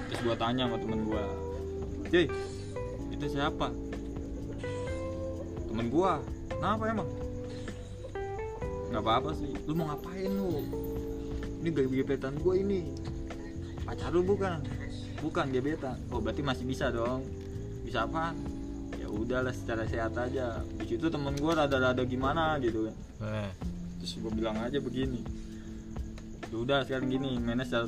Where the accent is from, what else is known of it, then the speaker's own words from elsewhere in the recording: Bogor, West Java, Indonesia; iya aku orang Bogor bang